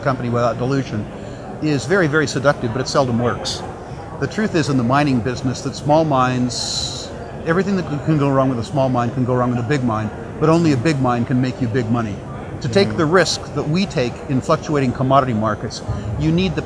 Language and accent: English; United States; I'm an American